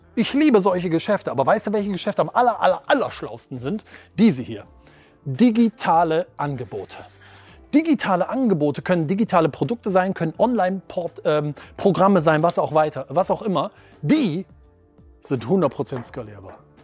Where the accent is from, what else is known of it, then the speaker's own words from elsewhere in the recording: Wuppertal, North Rhine-Westphalia, Germany; Ich komme aus Wuppertal in einem ganz kleinen Standort, nämlich Wuppertal-Vorwinkel